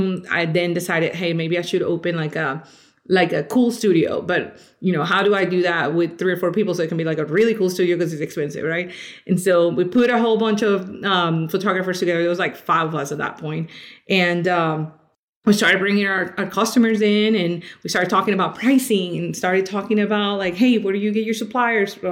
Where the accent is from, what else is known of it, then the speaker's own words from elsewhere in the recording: Colombia; now in Louisville, United States; I am actually originally from Colombia. I've been here in the States for about 21 years now